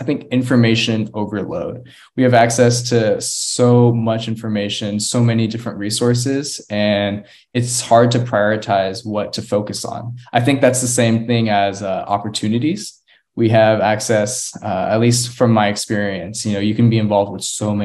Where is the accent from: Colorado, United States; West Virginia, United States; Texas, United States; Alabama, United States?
Texas, United States; Austin; also born or lived in Houston; now in Galveston, United States; back home to Austin to stay at my childhood home